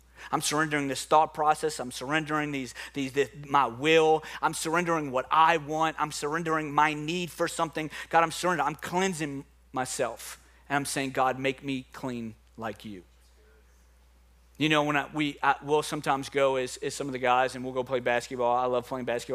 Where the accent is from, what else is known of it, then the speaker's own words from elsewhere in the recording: New Orleans, Louisiana, United States; accent: New Orleans; my New Orleans accent